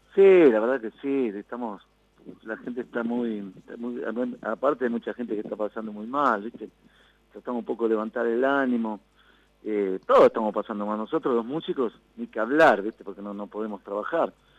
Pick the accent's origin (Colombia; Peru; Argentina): Argentina; Concordia, Entre Ríos; nosotros somos de Concordia, de aquí la provincia de Entre Ríos